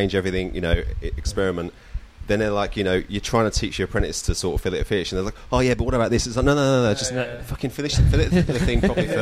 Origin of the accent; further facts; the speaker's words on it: Kent, South East England, United Kingdom; moved away as an adult; now in Byron Bay, Australia; I'm from Kent in the UK